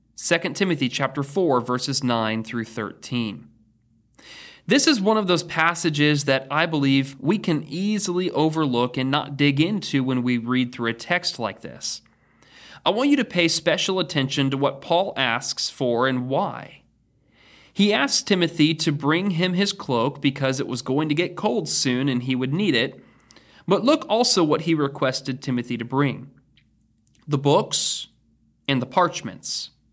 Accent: Oregon, United States; now in Danville, United States; In Oregon, we didn't even return to school until after Labor Day

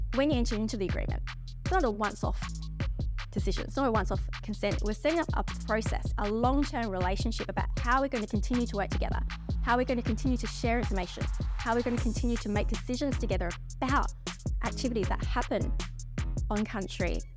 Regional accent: South Australia, Australia; now in Perth, Australia; I'm from South Australia as well. Um, I've been living here on the beautiful country of the Whadjuk people.

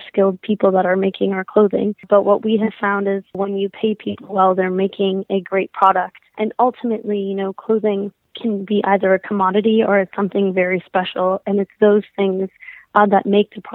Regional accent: Minnesota, United States; I grew up in Minnesota

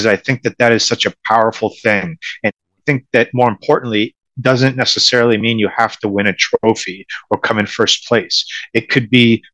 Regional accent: Boston, Massachusetts, United States; I am from the Boston area. I grew up in Massachusetts. I've lived here my whole life.

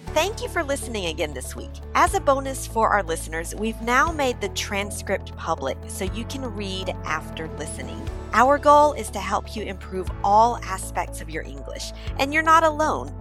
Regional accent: Mississippi, United States; moved away as an adult; now in France; I'm from Mississippi, which is like the poorest, most most rural state in the US.

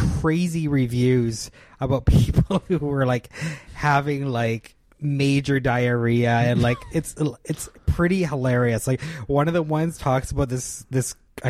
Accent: Canada; as a Canadian

